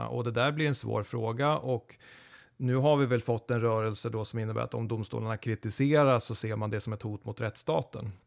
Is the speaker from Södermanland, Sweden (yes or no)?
yes; Eskilstuna, Södermanland, Sweden; Jag är född i Eskilstuna